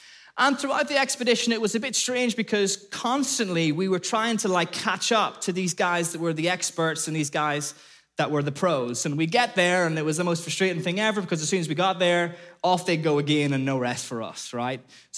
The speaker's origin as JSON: {"language": "English", "country": "Ireland", "moved": "as an adult", "lives_now": "Liverpool, United Kingdom", "said": "I came from Ireland over to Liverpool and I did this really random degree called Outdoor Education."}